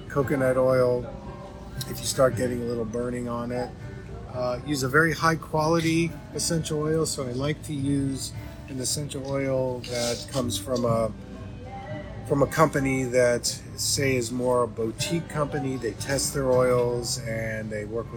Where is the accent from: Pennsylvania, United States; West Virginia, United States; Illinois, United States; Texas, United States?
Pennsylvania, United States; Pittsburgh; It's my hometown where I was born.